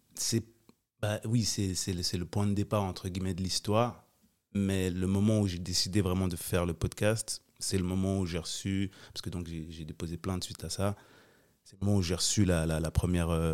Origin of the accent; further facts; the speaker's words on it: Geneva, Switzerland; J'ai grandi aux Avanchais.